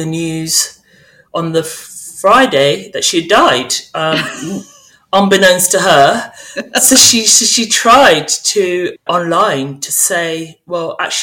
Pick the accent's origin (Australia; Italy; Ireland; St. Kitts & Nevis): St. Kitts & Nevis; now in United Kingdom; I grew up in St. Kitts, an island in the Caribbean